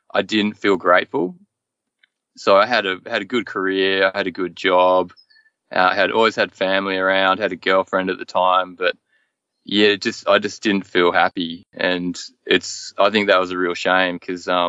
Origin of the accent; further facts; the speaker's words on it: Hobart, Tasmania, Australia; moved away as an adult; I've lived my whole life in Hobart, in various suburbs of Hobart